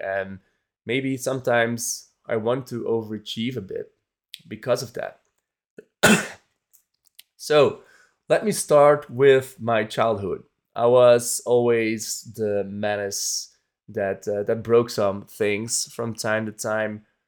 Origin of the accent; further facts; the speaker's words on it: Belgium; my home country, Belgium